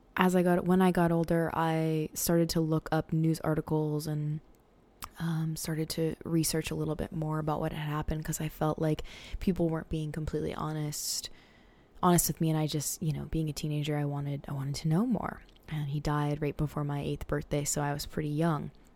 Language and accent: English; Portland, Maine, United States; I grew up on Mountjoy Hill in Portland, Maine